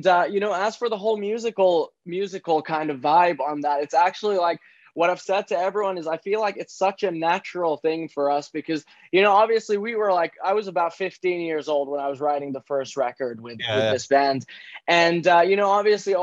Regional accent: Central Finland, Finland; my hometown in central Finland

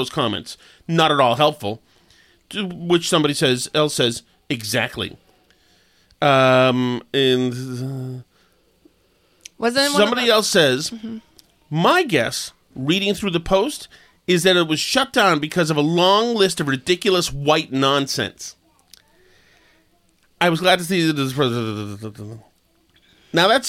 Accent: Winchester, Massachusetts, United States; now in Melrose, United States; I'm from Winchester, Mass

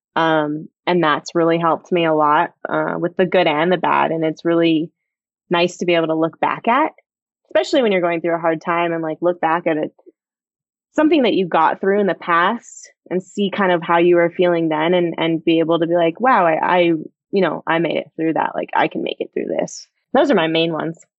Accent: United States; growing up in Tahoe

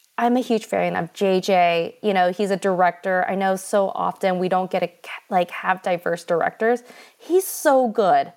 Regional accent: United States; I'm American

